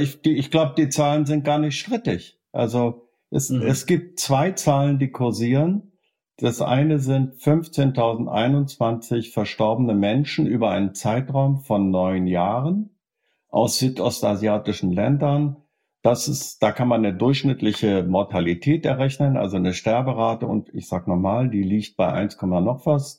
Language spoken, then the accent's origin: German; Germany; bei uns in Deutschland